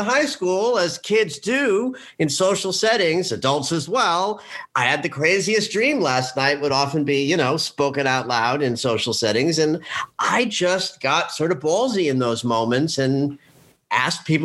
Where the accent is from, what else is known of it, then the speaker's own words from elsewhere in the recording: New Jersey, United States; also born or lived in New York; I'm born and raised in New York, like a third generation New Yorker, though I grew up outside of the city in New Jersey.